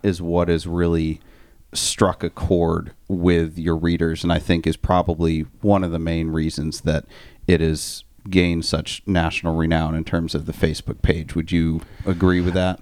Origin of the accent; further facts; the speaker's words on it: Maine, United States; I am from Maine